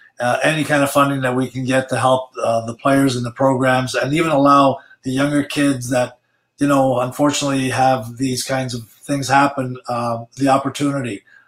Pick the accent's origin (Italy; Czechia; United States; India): Italy; also born or lived in Sudbury; Well, I was born in Sudbury, and then a couple of years after I was, well, 3 years after I was born, we moved to Italy.